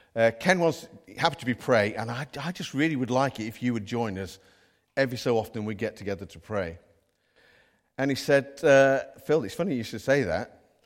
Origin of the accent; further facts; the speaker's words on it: Midlands, United Kingdom; now in North East England; we haven't got Geordie accents, by the way. We're from the Midlands